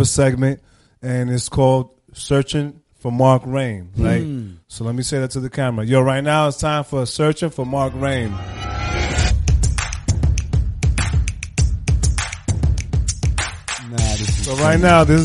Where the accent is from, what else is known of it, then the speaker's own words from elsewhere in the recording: New York City, New York, United States; we're from Queens.